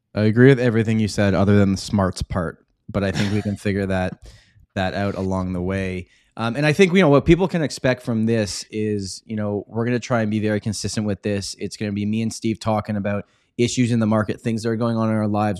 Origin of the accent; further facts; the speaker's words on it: Toronto, Ontario, Canada; I was born and raised in Toronto. Uh, pretty much been here my whole life